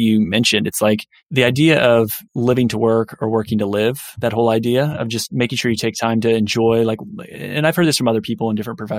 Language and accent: English; Indiana, United States; I grew up in Indiana